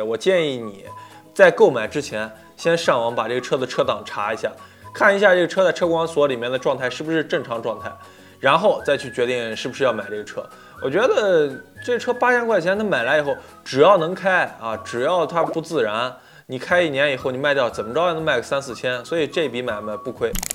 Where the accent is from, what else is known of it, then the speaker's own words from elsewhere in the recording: Yantai, Shandong, China; 我今年五十七岁了，我是烟台人。